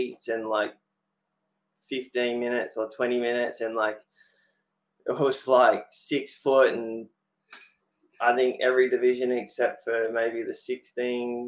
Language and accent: English; Sunshine Coast, Queensland, Australia; growing up on the Sunshine Coast